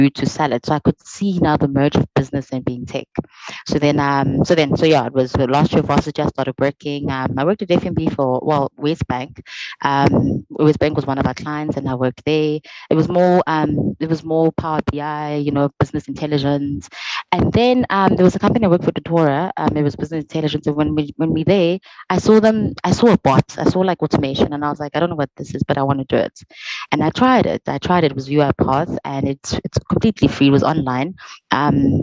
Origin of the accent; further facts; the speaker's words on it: South Africa; moved away; I'm from the Vol, and I had to come to varsity